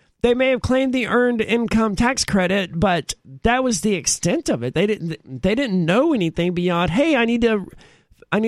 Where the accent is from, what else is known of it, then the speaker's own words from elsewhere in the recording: United States; I'm an American